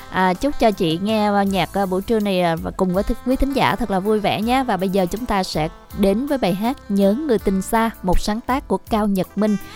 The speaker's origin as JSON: {"language": "Vietnamese", "town": "Cho Gao", "region": "Tiền Giang", "country": "Vietnam", "said": "À, chị tới chị chợ gạo"}